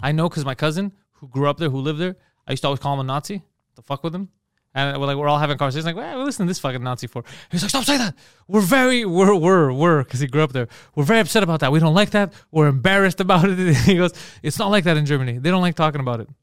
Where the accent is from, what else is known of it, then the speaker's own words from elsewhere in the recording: Montreal, Quebec, Canada; I was from Montreal